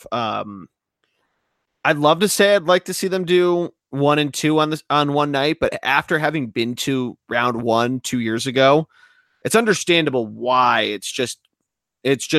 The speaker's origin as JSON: {"language": "English", "town": "Philadelphia", "region": "Pennsylvania", "country": "United States", "said": "being a Philadelphian"}